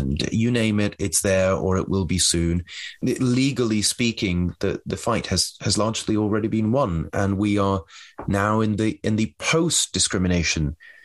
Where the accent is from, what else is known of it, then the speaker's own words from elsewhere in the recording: United Kingdom; I'm speaking here as a European or as a British person